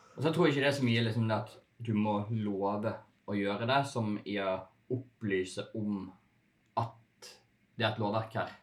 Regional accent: Bergen, Vestland, Norway; jeg er bergenser, litt kranglevåren

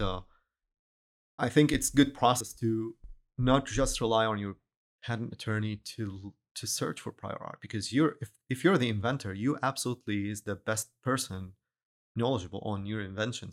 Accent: Syria; moved away as an adult; also born or lived in Dubai / Boston; now in Houston, United States; I'm originally from Syria

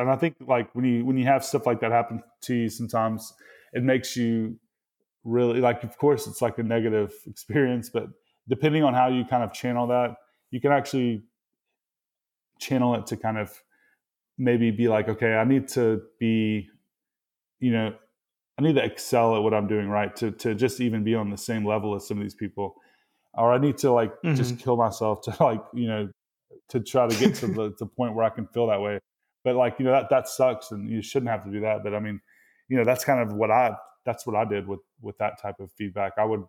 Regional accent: Mississippi, United States; accent: Mississippi; You know, I would like try to hide my Mississippi accent, which is kind of actually like pretty much happened, you know, over time because of those experiences.

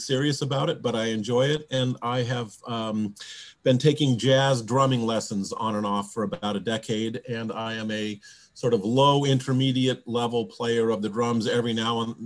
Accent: Bellevue, Washington, United States; I'm from Bellevue

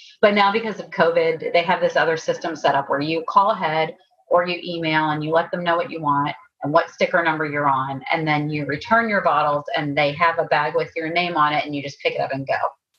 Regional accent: Timberville, Virginia, United States; now in California, United States; we grew up in Timberville, and Showalter's Apple Orchard is like a staple in that town.

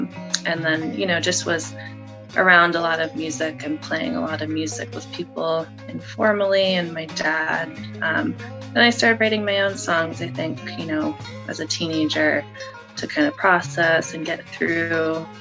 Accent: Connecticut, United States; moved away as an adult; also born or lived in California; I'm in Connecticut. So I'm from Connecticut. My family lives here

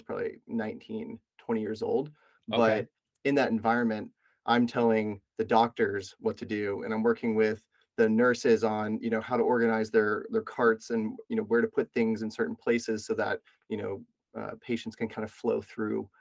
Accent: Knoxville, Tennessee, United States; also born or lived in Florida; I was born in Florida, was seven, moved to Knoxville, Tennessee. And so I kind of consider that being where I grew up

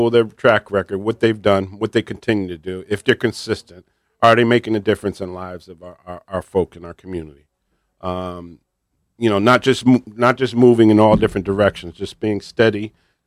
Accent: New Haven, Connecticut, United States; I grew up on Division Street.

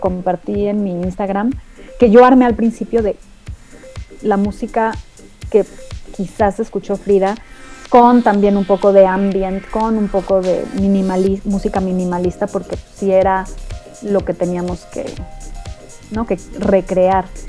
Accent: Mexico; moved away; ser mexicana es parte de mi identidad

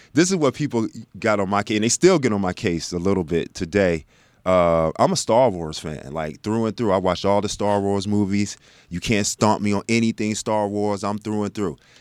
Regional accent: Texas, United States; born or raised there; also born or lived in South Bend, Indiana

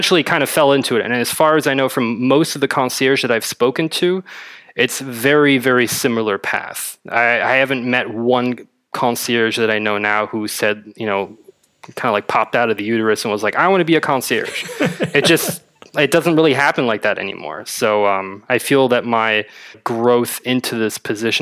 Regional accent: Berlin, Germany; also born or lived in Madrid, Spain; I'm from Berlin, born and raised.

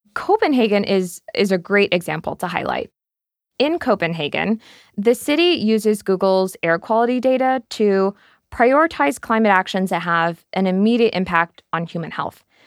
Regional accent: United States; moved away as an adult; also born or lived in New York; now in London, United Kingdom; I'm an American based here in London

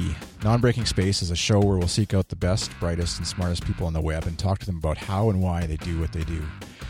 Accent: Canada; from Canada, a web designer and podcaster.

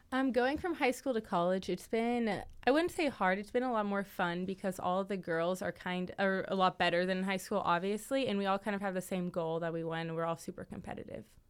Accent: Kansas City, Kansas, United States; moved away; I'm from Kansas City, all the way from Kansas

